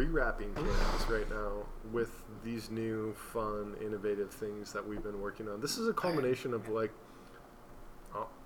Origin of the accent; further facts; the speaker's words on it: Florida, United States; also born or lived in Seattle, Washington / Washington, D.C.; now in Kentucky, United States; I grew up in Florida